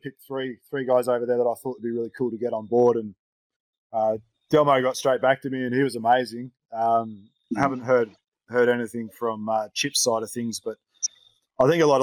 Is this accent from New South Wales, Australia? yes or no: no; near Glenrowan, Victoria, Australia; where I grew up down in Glen Rowan